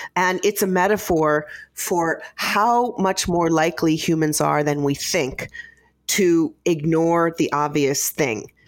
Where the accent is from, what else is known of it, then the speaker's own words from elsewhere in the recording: Midwest, United States; I, I grew up in the Midwest